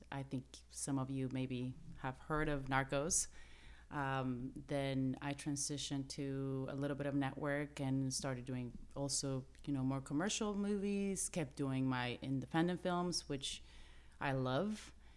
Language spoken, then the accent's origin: English; Mexico; moved away as an adult; now in Los Angeles, United States; I'm Mexican-American, but I grew up in Mexico